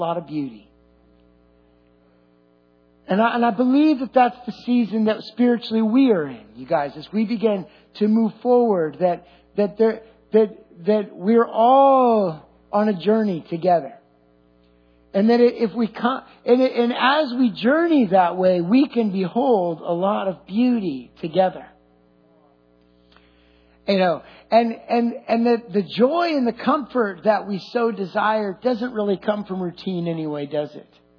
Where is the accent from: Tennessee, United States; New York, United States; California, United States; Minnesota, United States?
California, United States; I'm Californian through and through.